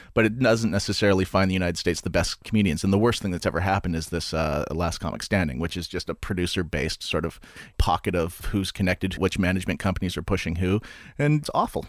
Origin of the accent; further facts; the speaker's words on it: Canada; I'm Canadian